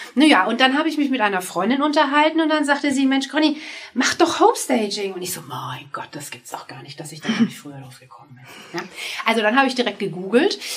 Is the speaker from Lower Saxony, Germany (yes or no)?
no; Würzburg, Bavaria, Germany; also born or lived in Munich / Hamburg; now in Mainz, Germany; Meine alte Heimat ist Würzburg. Ich bin gebürtige Würzburgerin.